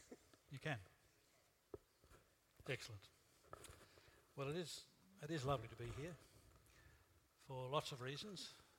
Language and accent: English; Australia; We Australians have a reputation for being not very religious.